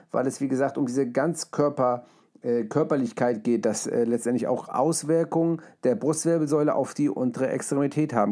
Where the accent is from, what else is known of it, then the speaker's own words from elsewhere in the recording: Hamburg, Germany; es ist ja nicht meine Heimat, ist äh, Hamburg und Deutschland, aber meine Eltern kommen ja aus Polen